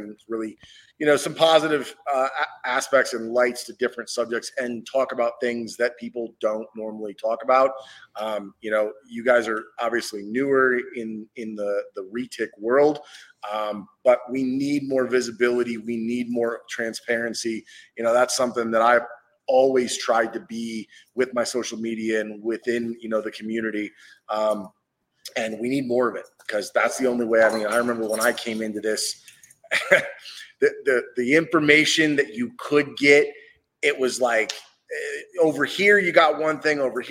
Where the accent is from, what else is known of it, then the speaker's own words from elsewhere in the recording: Northwest Ohio, United States; I grew up in Northwest Ohio